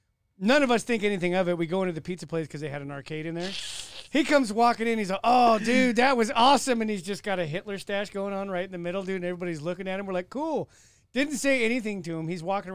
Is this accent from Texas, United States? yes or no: yes; Texas, United States; I'm from Texas, which segues to the next thing.